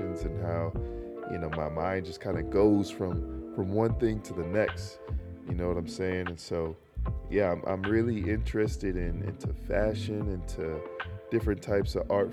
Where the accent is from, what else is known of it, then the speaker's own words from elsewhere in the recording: North Carolina, United States; North Carolina, born and raised